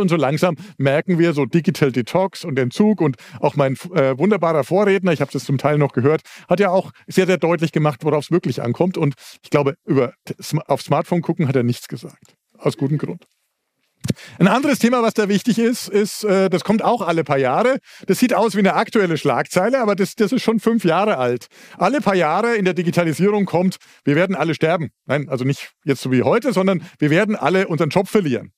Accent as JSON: {"language": "German", "region": "Southern Germany", "country": "Germany", "said": "Also ich komme aus Süddeutschland, das haben Sie schon gemerkt"}